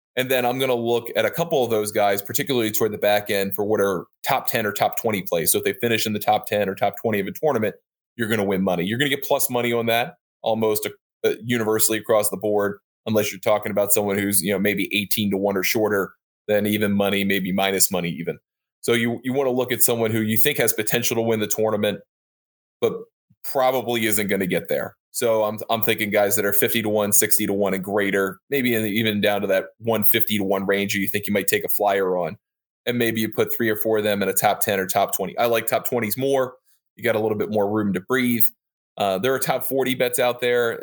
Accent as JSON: {"language": "English", "region": "Maryland", "country": "United States", "accent": "Baltimore", "said": "I'm from Maryland, so I don't, I have a Baltimore accent"}